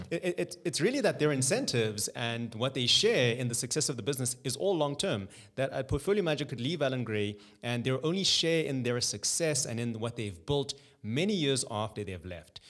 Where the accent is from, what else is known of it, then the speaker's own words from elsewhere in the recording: Johannesburg, Gauteng, South Africa; also born or lived in Cape Town; Born and bred in Johannesburg. Uh, so I've been here my whole life. My entire schooling was here as well